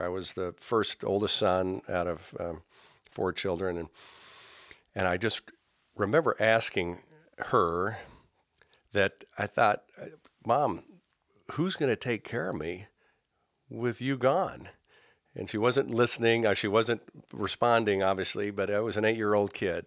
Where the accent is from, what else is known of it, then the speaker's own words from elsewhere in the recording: Indianapolis, Indiana, United States; also born or lived in San Jose / Iowa; I grew up in Indianapolis